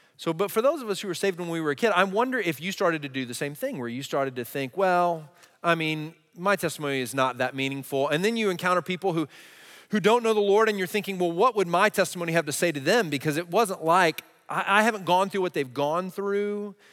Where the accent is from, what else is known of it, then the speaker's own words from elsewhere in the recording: Texas, United States; I grew up in Texas in a Christian